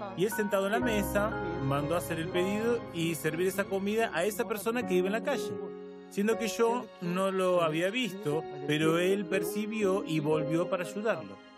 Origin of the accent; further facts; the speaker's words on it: Belém, Pará, Brazil; moved away as an adult; also born or lived in São Paulo; yo nací en Belén de Pará y después me mudé para San Pablo para cursar periodismo